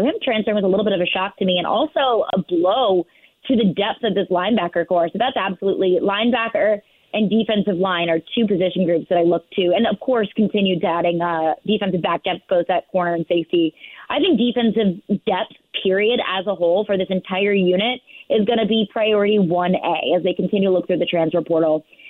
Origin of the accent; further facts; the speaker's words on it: St. Louis, Missouri, United States; I'm from St. Louis. So I can see all of these connections being made there.